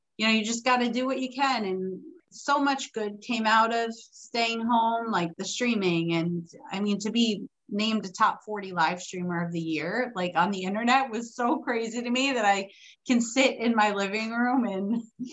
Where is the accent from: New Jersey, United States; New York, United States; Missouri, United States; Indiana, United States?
New York, United States; being a New Yorker, an Italian New Yorker